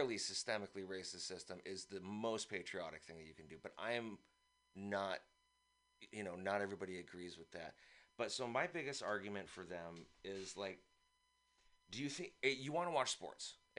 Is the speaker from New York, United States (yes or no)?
no; San Francisco, California, United States; also born or lived in East Bay; I actually was born here. I now live in the East Bay, but I was born